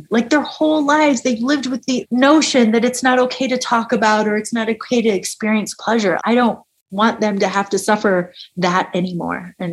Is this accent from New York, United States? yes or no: yes; upstate New York, United States; I grew up in the Northeast, I grew up in upstate New York.